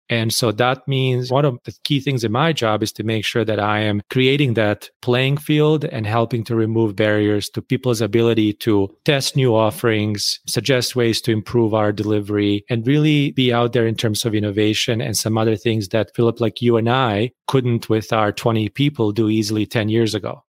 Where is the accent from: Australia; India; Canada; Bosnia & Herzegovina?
Bosnia & Herzegovina; moved away as an adult; now in United States; I grew up in Bosnia